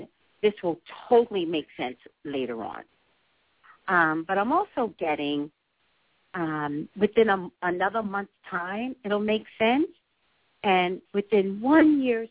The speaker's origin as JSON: {"language": "English", "region": "New York", "country": "United States", "tie": "born or raised there", "moved": "yes", "lives_now": "California, United States", "said": "I'm a native New Yorker"}